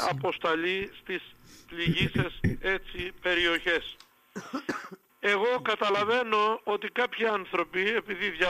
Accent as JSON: {"language": "Greek", "country": "Greece", "said": "αυτή η ανθρωπιστική διάθεση που έχουμε ως Έλληνες και ως Ορθόδοξοι εμείς"}